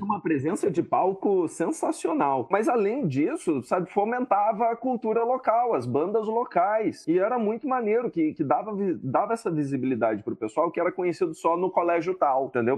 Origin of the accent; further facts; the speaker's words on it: Porto Velho, Rondônia, Brazil; minha adolescência em Porto Velho